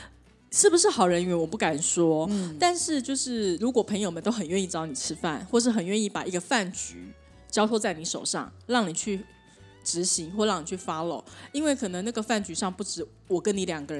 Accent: China; 对，所以呢，中国人有中国，我们中国人就是吃饭嘛

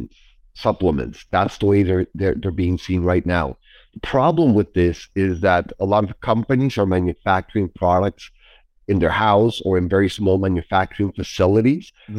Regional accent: Mexico; moved away; I was born and raised in Mexico

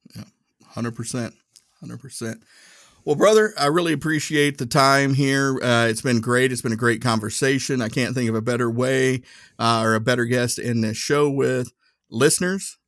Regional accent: Tennessee, United States; accent: Tennessee; my Tennessee accent

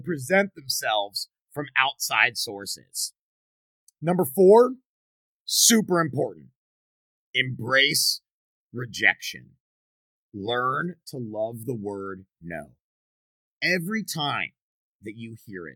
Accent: Baltimore, Maryland, United States; moved away; where I grew up in Baltimore

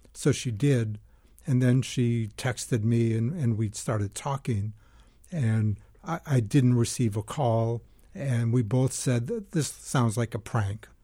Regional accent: Lexington, Massachusetts, United States; moved away; I grew up in Lexington, Massachusetts

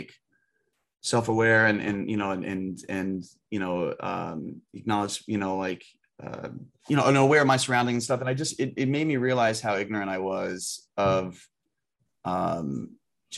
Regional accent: United States; as an American

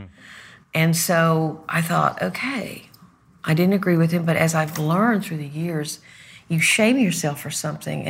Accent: Arkansas, United States; I'm from Arkansas.

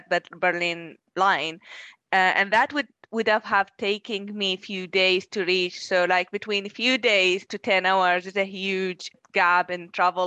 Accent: Iraq; moved away as an adult; also born or lived in Manchester; I'm originally from Iraq and I did my PhD in Manchester University.

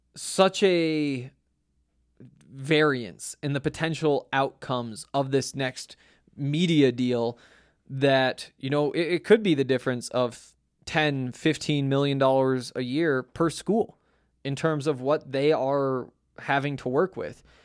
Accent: Montana, United States; moved away; I grew up in Montana, I watched Montana football

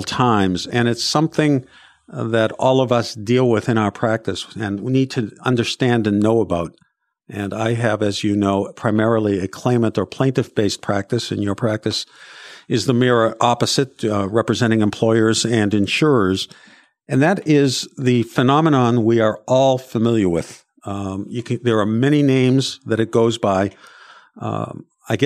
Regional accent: Boston, Massachusetts, United States; my hometown, the city of Boston

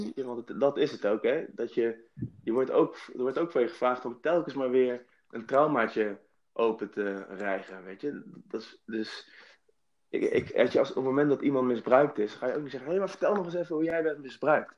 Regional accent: Nijmegen, Gelderland, Netherlands; in het witte Nijmegen-Oost, waar ik ben opgegroeid

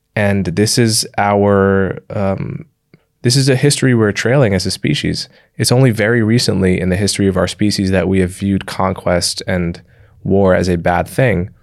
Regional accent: Livingston, New Jersey, United States; I grew up in and around New York City

